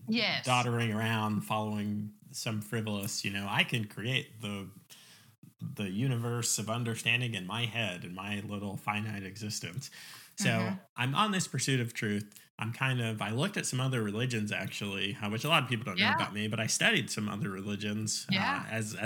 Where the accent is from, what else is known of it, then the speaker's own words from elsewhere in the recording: Virginia Beach, Virginia, United States; moved away; also born or lived in New York / Oklahoma; we moved to Virginia Beach. But I did my formative years there.